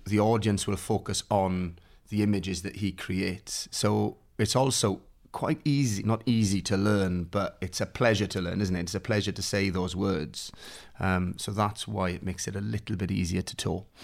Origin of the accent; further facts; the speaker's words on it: Swansea Valley, Wales, United Kingdom; also born or lived in Neath; I'm from a little place called Anismidou, which is in the Swansea Valley